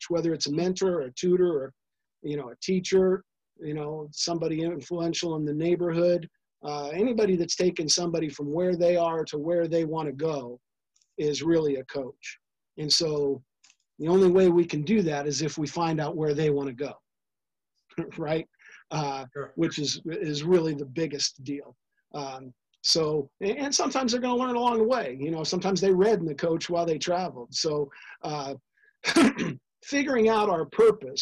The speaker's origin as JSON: {"language": "English", "town": "Los Angeles", "region": "California", "country": "United States", "tie": "born or raised there", "said": "I grew up around the Wooden era down here in Los Angeles"}